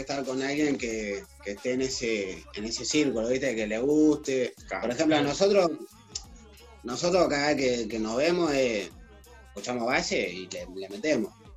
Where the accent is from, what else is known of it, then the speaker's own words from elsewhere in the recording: Argentina; como argentinos